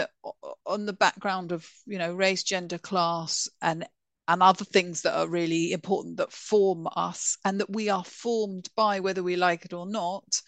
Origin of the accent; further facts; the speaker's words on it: London, United Kingdom; I grew up in northwest London. I grew up in Golders Blinking Green